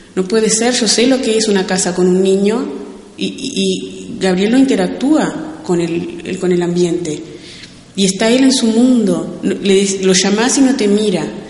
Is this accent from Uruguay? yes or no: yes; Uruguay; soy uruguaya